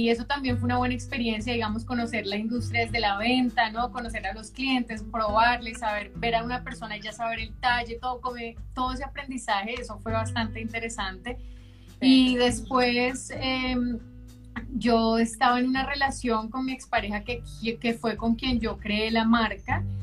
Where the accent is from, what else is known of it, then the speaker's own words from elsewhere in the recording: Bogotá, Colombia; moved away as an adult; now in Buenos Aires, Argentina; sí, yo soy de Bogotá.